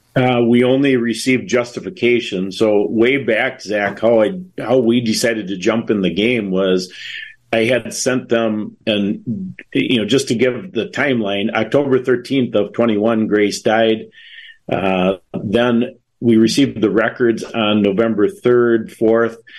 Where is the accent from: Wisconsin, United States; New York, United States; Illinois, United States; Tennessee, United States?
Wisconsin, United States; we're from Wisconsin